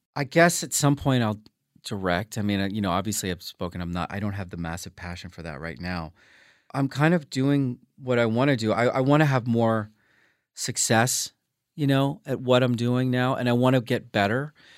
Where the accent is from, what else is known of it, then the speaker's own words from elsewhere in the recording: New Orleans, Louisiana, United States; moved away; being from Louisiana 'cause it just made it feel more real, and I feel like my accent, I, I, you know, I just had that in my blood